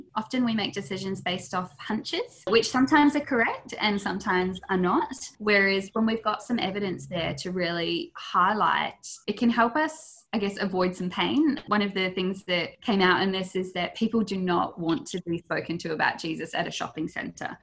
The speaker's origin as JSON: {"language": "English", "country": "New Zealand", "moved": "yes", "lives_now": "Australia", "said": "I'm a Kiwi girl originally, and I moved over here"}